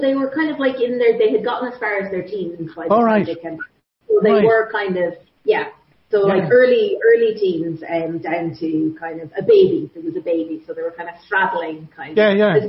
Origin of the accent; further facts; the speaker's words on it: Meath, Leinster, Ireland; moved away as an adult; also born or lived in Galway / Kildare; now in Canada; I would say that I'm a Galway girl, but on technicalities, you could say I'm from Meath. And then I've lived for almost the last 20 years, almost entirely in Kildare.